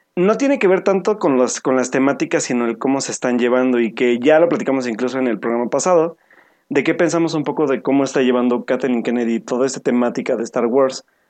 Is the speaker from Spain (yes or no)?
no; Mexico; nosotros como mexicanos